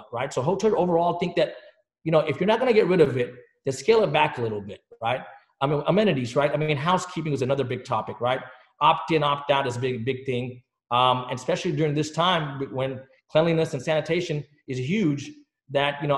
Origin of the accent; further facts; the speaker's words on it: Dallas, Texas, United States; also born or lived in England; My parents, we moved here when I was a very young age in the state of Texas